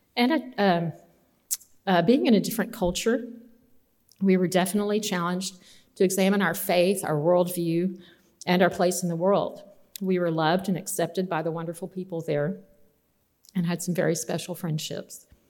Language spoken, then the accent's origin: English; Austin and San Angelo, Texas, United States; growing up in Austin and San Angelo, Texas